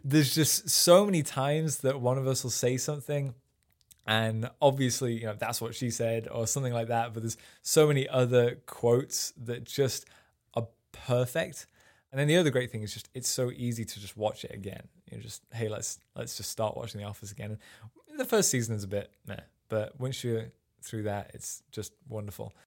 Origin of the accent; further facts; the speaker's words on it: Sheffield, Yorkshire and the Humber, United Kingdom; moved away as an adult; also born or lived in Rotherham; now in United States; I grew up in, uh, just outside of Sheffield in England, which is up in the north